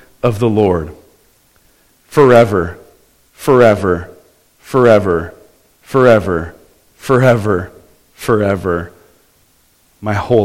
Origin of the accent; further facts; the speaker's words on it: Southern California, United States; I grew up in Southern California